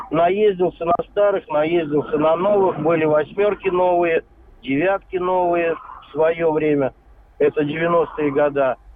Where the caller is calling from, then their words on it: Vladimir, Vladimir Oblast, Russia; Здравствуйте, я из Владимира.